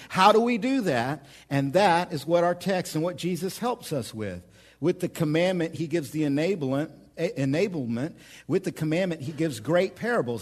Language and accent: English; Oklahoma, United States; moved away as an adult; now in central Illinois, United States; I'm from Oklahoma